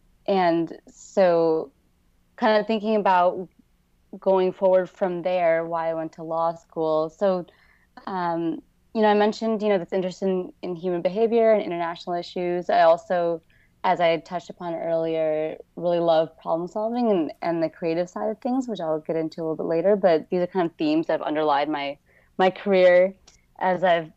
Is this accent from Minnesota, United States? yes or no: yes; Minnesota, United States; moved away as an adult; also born or lived in Michigan; now in San Francisco, United States; I grew up in Minnesota